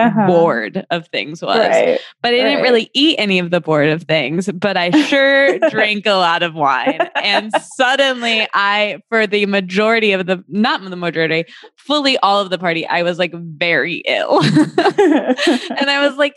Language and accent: English; Michigan, United States; moved away; I'm from Michigan, as you know, seeing people who I went to high school